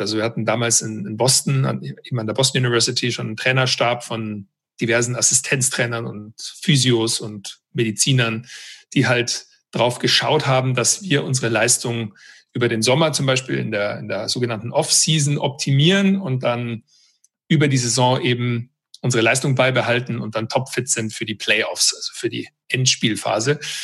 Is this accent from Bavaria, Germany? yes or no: yes; Weilheim, Bavaria, Germany; moved away as an adult; also born or lived in United States; ich bin ursprünglich aus Weilheim in Oberbayern und bin als Basketballer eigentlich so groß geworden